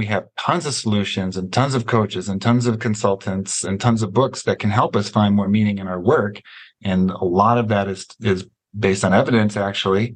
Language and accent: English; United States; as an American